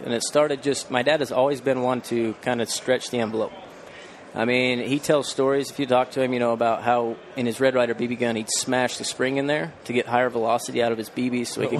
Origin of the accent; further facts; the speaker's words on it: Logan, Utah, United States; So I'm from Logan, Utah. Born and raised in the hunting community.